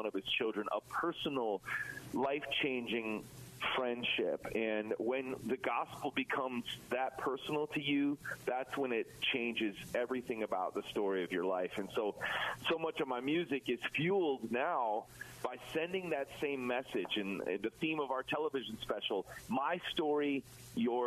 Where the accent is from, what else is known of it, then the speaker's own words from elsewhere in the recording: Chicago, Illinois, United States; my hometown of Chicago